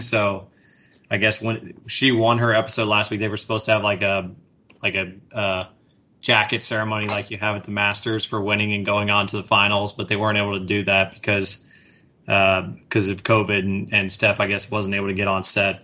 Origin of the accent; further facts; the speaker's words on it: Houston, Texas, United States; also born or lived in Atlanta, Georgia; I was born in Atlanta, but I moved quickly to Houston